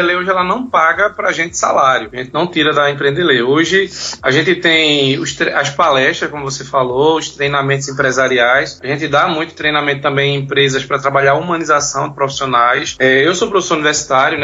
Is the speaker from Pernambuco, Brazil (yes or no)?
yes; Pernambuco, Brazil; Eu sou pernambucano, pernambucano Pernambuco